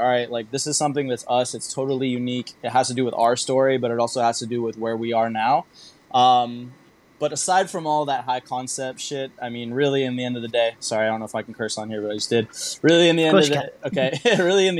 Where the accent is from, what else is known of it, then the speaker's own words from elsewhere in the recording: California, United States; moved away as an adult; now in Singapore; growing up in California